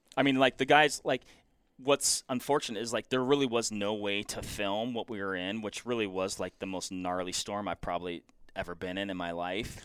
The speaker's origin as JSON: {"language": "English", "region": "Washington", "country": "United States", "moved": "yes", "said": "I'm originally from Washington"}